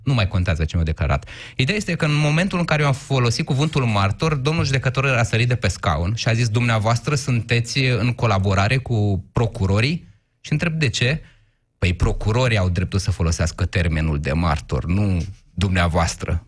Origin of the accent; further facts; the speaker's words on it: Iași, Iași County, Romania; Eu sunt ieșean